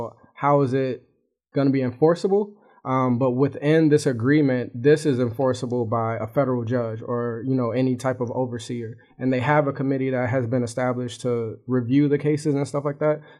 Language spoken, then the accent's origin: English; Chicago, Illinois, United States; it's like something that happens every day kind of situation because I'm from Chicago, you know